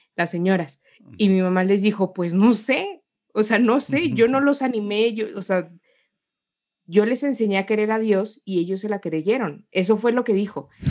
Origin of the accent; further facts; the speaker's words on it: Guanajuato, Mexico; moved away as an adult; also born or lived in Mexico City; soy mexicana, eh, nací acá en una provincia de, de, México